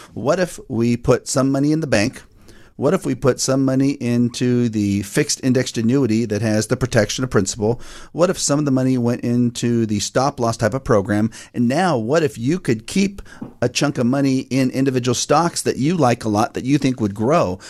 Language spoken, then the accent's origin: English; Fair Oaks, California, United States; also born or lived in Roseville, California; I was raised in Fair Oaks, born in Roseville